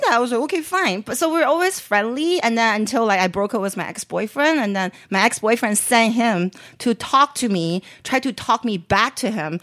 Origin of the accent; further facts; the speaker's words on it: Beijing, China; moved away; also born or lived in San Francisco Bay Area; growing up in Beijing